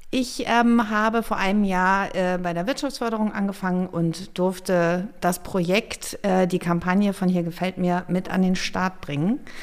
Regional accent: Flensburg, Schleswig-Holstein, Germany; moved away as an adult; also born or lived in Munich / Hamburg; now in North Frisia, Germany; Gebürtig bin ich sogar aus Nordfriesland

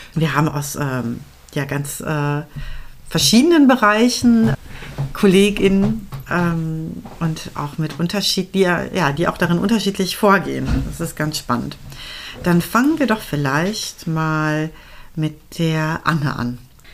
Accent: West Germany, Germany; ich bin äh, westsozialisiert

